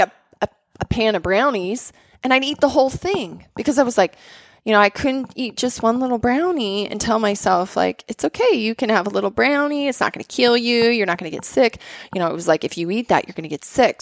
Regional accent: Bozeman, Montana, United States; I grew up in Bozeman and Montana

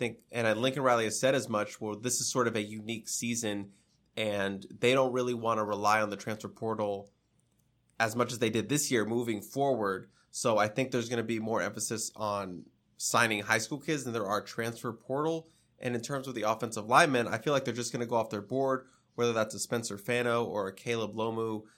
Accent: Spain; In comparison, I am from Spain, and every time someone asks me about bullfighters, it's annoying because it's just stereotypical for me.

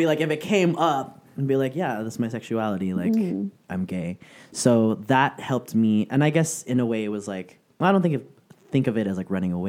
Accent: San Francisco, California, United States; moved away as an adult; now in Southern California, United States; I'm originally from San Francisco, and it wasn't until I moved to Southern California. Because I moved down here in 2006, it was originally for school.

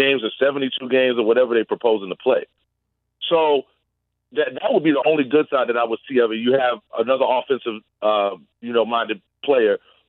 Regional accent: New York City, New York, United States; I'm from Brooklyn. I love Brooklyn.

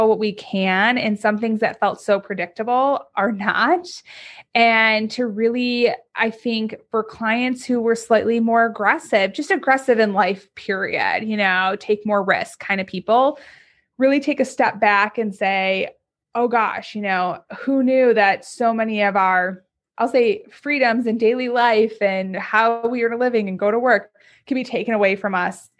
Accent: North Shore of Chicago, Illinois, United States; I grew up on the North Shore of Chicago, very affluent suburbs

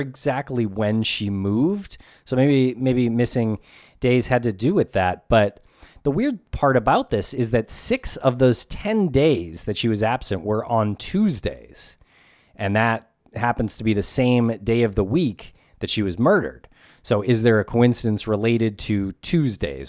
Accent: New England, United States; we're from New England and we're in New England right now.

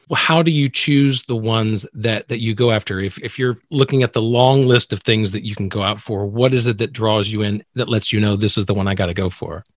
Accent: Alabama, United States; I'm from the South as well, being from Alabama

